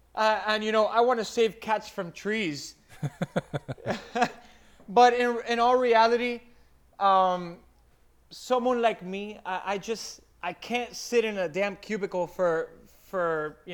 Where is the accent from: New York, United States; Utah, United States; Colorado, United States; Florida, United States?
Florida, United States; Miami; Mind you, I came from Miami, and I went to a slower-paced place where I live